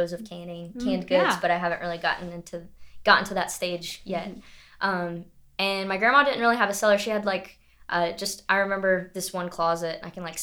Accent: Greensboro, North Carolina, United States; moved away as an adult; now in Marion, United States; I grew up in a bigger city. Like I like my city that I grew up in Greensboro

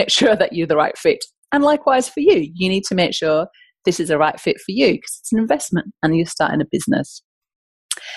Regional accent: the north of England, United Kingdom; now in Australia; I'm from the north of England, in case you're wondering where my accent is from.

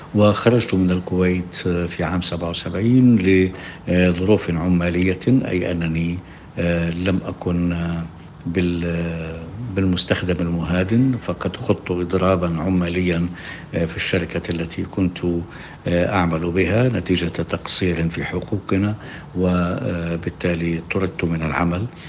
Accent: Jericho, West Bank, Palestine; moved away; also born or lived in Jordan; أنا من مواليد أريحة عام 1955

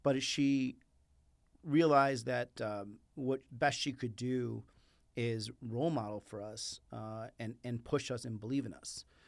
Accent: Chicago, Illinois, United States; first language Spanish; English is a second language; moved away as an adult; also born or lived in Mexico; now in Arizona, United States; living in Mexico to living on the south side of Chicago

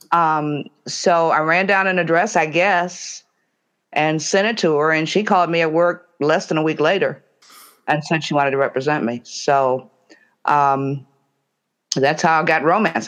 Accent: Detroit, Michigan, United States; I'm from Detroit

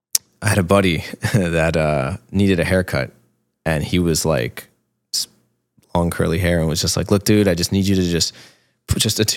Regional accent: Jersey City, New Jersey, United States; But like I say, I always say I grew up in Jersey City because most of my youth was spent in Jersey there.

